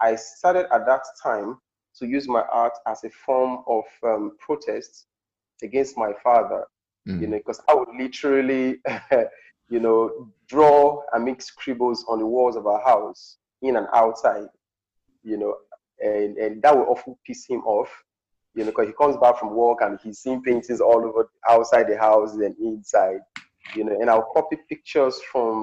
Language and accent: English; Delta, Nigeria; also born or lived in Auchi, Edo State; I'm traditionally from Delta State, Nigeria, the southern part of Delta State. I grew up in my local community in the rural environments